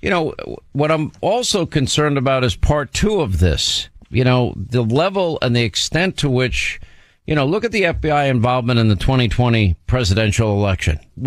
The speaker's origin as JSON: {"language": "English", "region": "New York", "country": "United States", "said": "I'm from New York."}